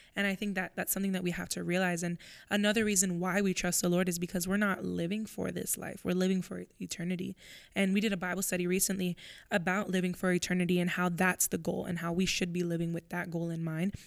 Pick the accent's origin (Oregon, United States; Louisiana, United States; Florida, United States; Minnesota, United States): Florida, United States; moved away as an adult; now in Pennsylvania, United States; I, I'm from Florida, so I'm moving to Pennsylvania.